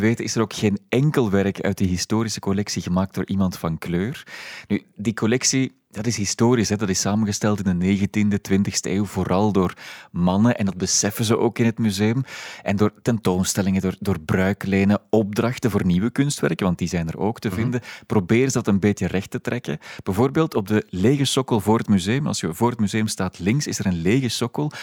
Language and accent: Dutch; Antwerp, Flanders, Belgium; Ik ben geboren in Antwerpen